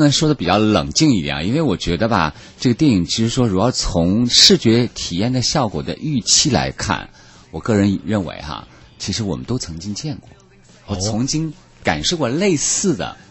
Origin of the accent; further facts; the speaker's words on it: China; 你想要换成当年以前我们还没起步的时候，我觉得这种机会肯定落不到我们中国人手上。